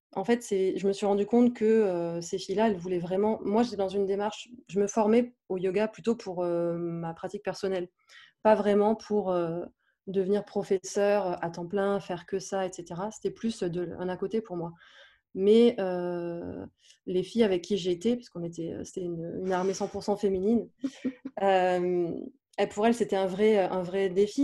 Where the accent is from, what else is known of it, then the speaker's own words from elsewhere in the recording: south-east France, France; now in Paris, France; j'habite à Paris, mais je suis originaire du sud de la France.